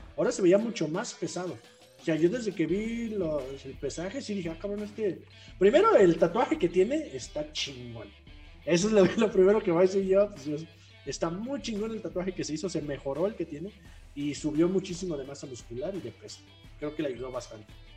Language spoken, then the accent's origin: Spanish; Guadalajara, Jalisco, Mexico; la de mi tierra, Jalisco, Guadalajara